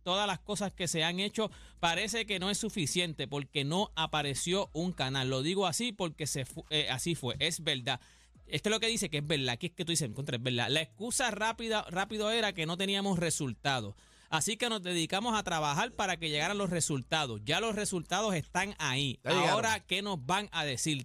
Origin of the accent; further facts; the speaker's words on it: Puerto Rico; nosotros somos todos boricuas.